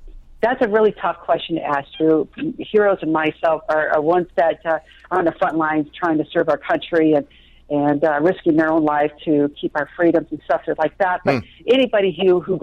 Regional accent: Traverse City, Michigan, United States; the church that I grew up in Traverse City

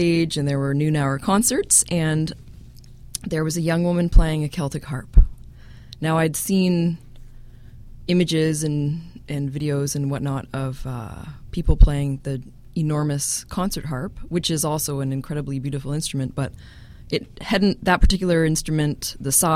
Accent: Burlington, Ontario, Canada; now in Toronto, Canada; I grew up in Burlington

